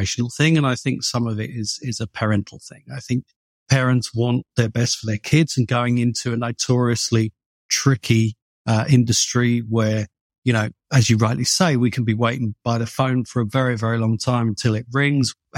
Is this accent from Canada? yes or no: no; United Kingdom; moved away as an adult; now in Los Angeles, United States; I'm obviously British